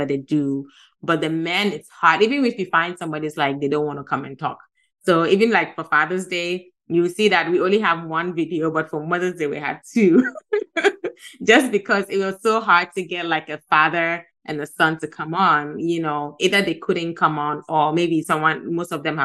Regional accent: Gambia; moved away; also born or lived in Ghana; I'm from Ghana, but I grew up in Gambia. So Gambia has been like my home for the past more than 30 years.

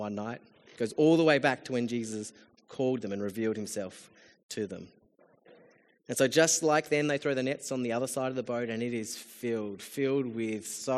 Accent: Australia; as an Australian

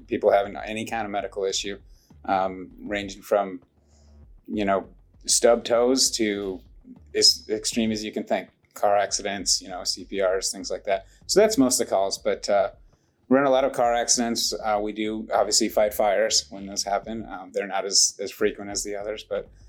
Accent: Northern Illinois, United States; now in Irving, United States; Grew up in Northern Illinois.

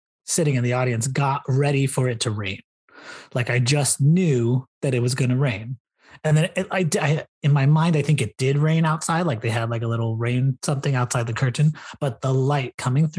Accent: Louisville, Kentucky, United States; moved away; my hometown of Louisville, Kentucky

